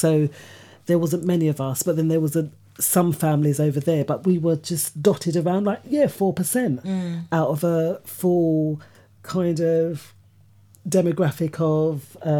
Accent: London, United Kingdom; I grew up in Hackney, right? And there was a lot of black people, Caribbean people.

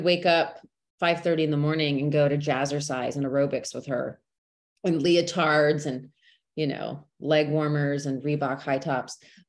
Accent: Texas, United States; born and raised in Texas, which people always ask me, are you sure? Because you don't have the accent.

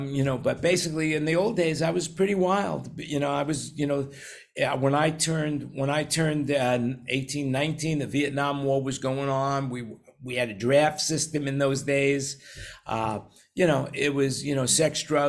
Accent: New York City, New York, United States; growing up in New York City with a family of 100

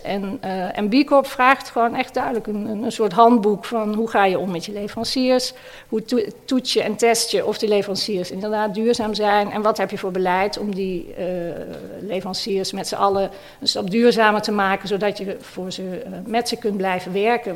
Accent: Maastricht, Limburg, Netherlands; Ik kom zelf uit Maastricht

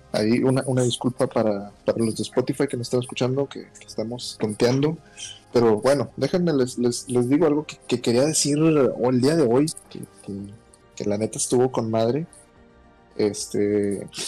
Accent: Monclova, Coahuila, Mexico; moved away; mi ciudad natal, allá Monclova, Monclova, Coahuila

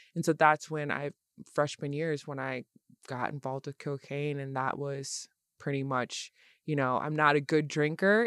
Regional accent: Lansing, Michigan, United States; I'm from Lansing, Michigan.

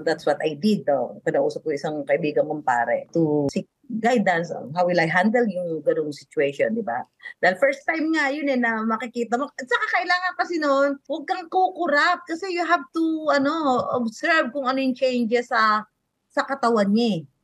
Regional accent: Carmona, Calabarzon, Philippines; Cavite talaga ako. Yung bayan namin, yung Carmona, Cavite

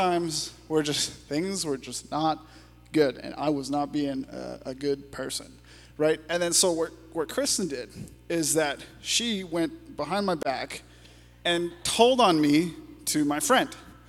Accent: Canada; as a Canadian

